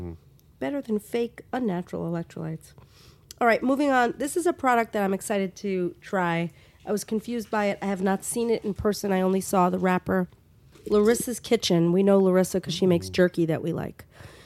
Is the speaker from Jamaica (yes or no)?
no; New York, United States; I'm from New York.